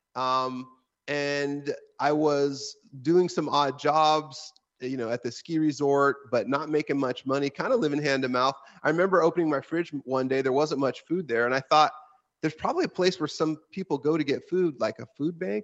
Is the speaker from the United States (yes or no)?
yes; Washington, United States; my home state of Washington State